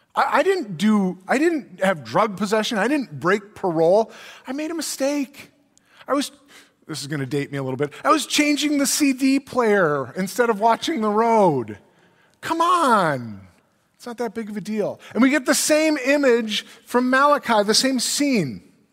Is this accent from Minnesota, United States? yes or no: yes; Brainerd, Minnesota, United States; I grew up in Brainerd, which is Crow Wing County